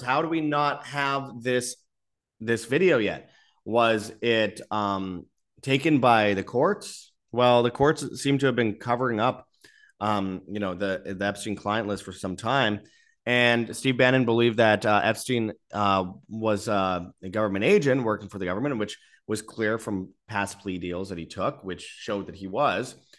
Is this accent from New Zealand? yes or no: no; Winnipeg, Manitoba, Canada; I'm from Winnipeg, Canada